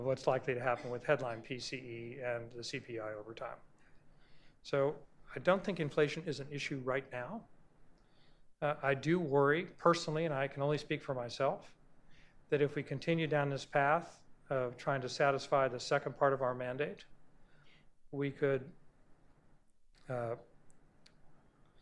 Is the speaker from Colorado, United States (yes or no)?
no; Texas, United States; I'm a Texan